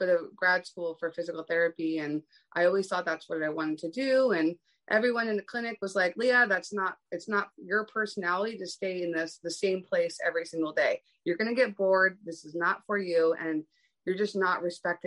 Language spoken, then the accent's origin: English; East Coast, United States; now in West Coast, United States; I'm from the East Coast. I'm living on the West Coast